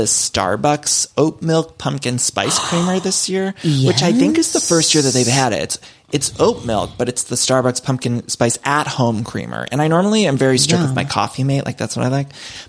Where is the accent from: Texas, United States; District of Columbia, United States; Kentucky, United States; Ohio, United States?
Ohio, United States; Cleveland; my hometown in Cleveland.